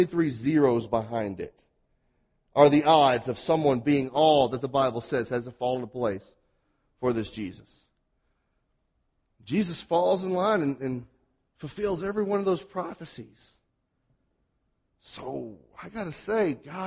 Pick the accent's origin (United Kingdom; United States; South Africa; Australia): United States; Mississippi; born or raised there; accent: southern; moved away